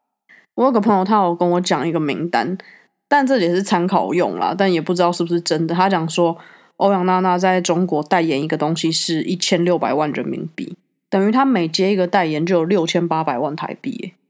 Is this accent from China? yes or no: no; Taiwan; 我们都会说我们是台湾人啊，